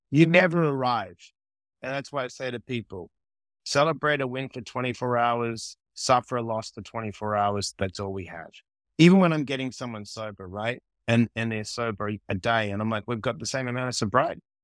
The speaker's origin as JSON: {"language": "English", "country": "Australia", "tie": "born or raised there", "also_born_or_lived": "New York", "moved": "yes", "lives_now": "Los Angeles, United States", "said": "I didn't grow up with the cold in Australia"}